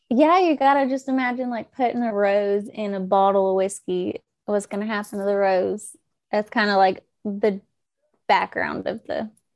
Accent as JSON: {"language": "English", "region": "Oklahoma", "country": "United States", "moved": "as an adult", "lives_now": "Georgia, United States", "said": "I'm from Oklahoma"}